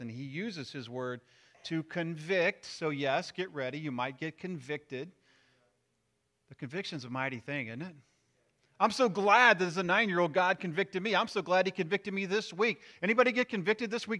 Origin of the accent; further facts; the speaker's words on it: Missouri, United States; moved away; I'm from Missouri